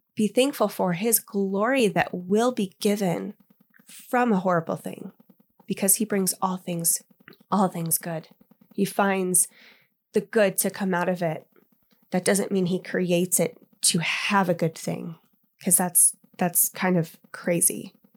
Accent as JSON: {"language": "English", "region": "Indiana", "country": "United States", "tie": "born or raised there", "moved": "yes", "lives_now": "Colorado, United States", "said": "growing up in Indiana, we had fireflies"}